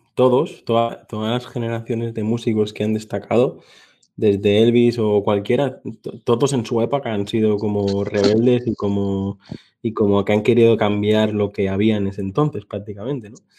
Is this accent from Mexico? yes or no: no; Mallorca, Balearic Islands, Spain; mi tierra y te puedo decir que si un día vienes por aquí, por, por Mallorca